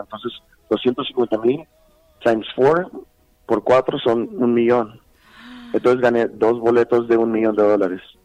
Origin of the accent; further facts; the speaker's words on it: El Paso, Texas, United States; also born or lived in Pittsburg, California; nací en California, en, en uh, Bay Area. Uh en California, en Pittsburgh, es el, en, en Bay Area. Y de allá me vine con los ocho años, o sea, a, al Paso, Texas